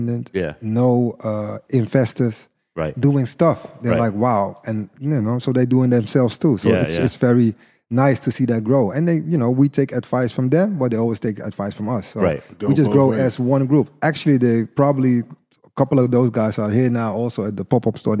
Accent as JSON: {"language": "English", "town": "Amsterdam", "region": "North Holland", "country": "Netherlands", "tie": "born or raised there", "said": "I was born and raised in Amsterdam"}